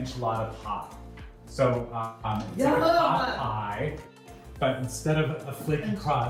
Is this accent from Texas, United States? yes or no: no; New Mexico, United States; I'm from New Mexico